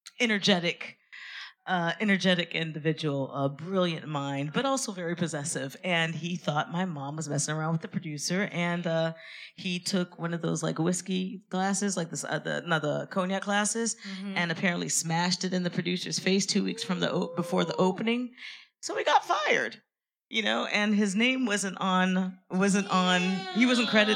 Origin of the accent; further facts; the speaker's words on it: France; moved away as an adult; now in London, United Kingdom; I grew up completely in France. I only left France four or five years ago.